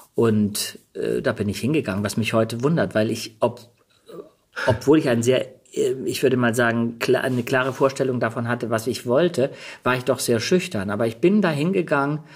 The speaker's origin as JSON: {"language": "German", "country": "Germany", "also_born_or_lived": "Denmark / New York / London"}